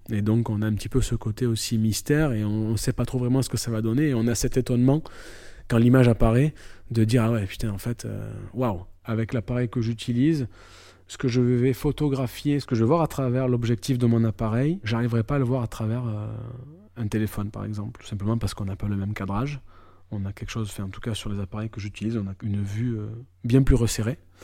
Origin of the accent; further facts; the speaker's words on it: Marseille, Provence-Alpes-Côte d'Azur, France; je suis marseillais. Je suis né, j'ai grandi à Marseille et j'y vis toujours.